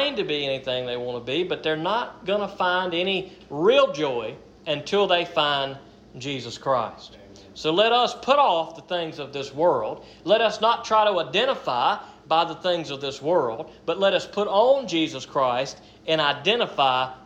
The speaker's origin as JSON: {"language": "English", "country": "United States", "said": "I am an American"}